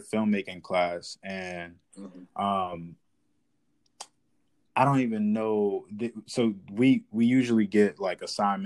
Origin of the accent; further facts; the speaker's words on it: Washington, District of Columbia, United States; moved away as an adult; now in Atlanta, United States; I'm from Washington, D.C. I'm born and raised there. Right now, I'm based in Atlanta